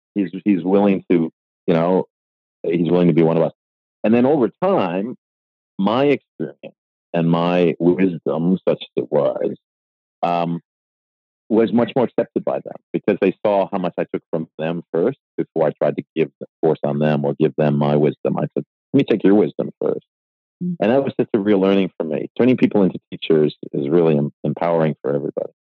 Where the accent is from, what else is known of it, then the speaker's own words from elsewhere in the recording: Buffalo, New York, United States; moved away as an adult; now in Australia; I was born in Buffalo, New York